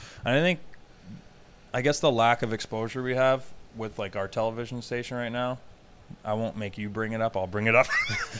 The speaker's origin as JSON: {"language": "English", "town": "Hamilton", "region": "Ontario", "country": "Canada", "tie": "born or raised there", "said": "do not say I'm from Toronto. I'm not from Toronto. I'm from Hamilton, Ontario."}